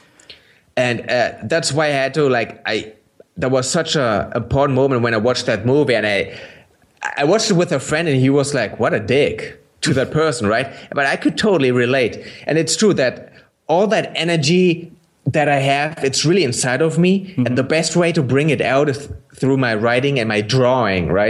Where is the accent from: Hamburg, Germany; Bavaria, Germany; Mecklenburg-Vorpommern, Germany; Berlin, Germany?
Berlin, Germany; English is a second language; I didn't grow up in East Germany. I grew up in West Berlin.